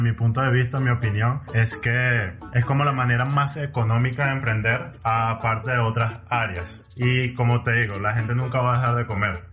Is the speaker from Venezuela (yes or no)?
yes; Venezuela; como venezolanos